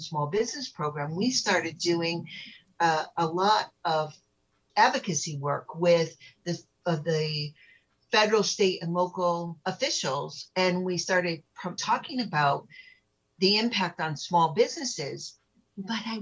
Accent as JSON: {"language": "English", "country": "United States", "tie": "born or raised there", "said": "I was born in America"}